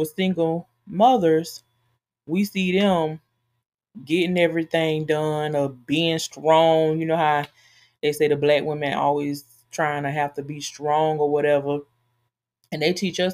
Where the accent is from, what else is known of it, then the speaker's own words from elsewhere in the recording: United States; I was born and raised in America, so African-American woman